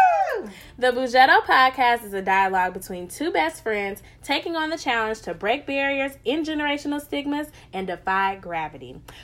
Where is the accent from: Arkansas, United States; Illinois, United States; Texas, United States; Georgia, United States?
Illinois, United States; Peoria; We were in Chicago and also my hometown of Peoria, Illinois.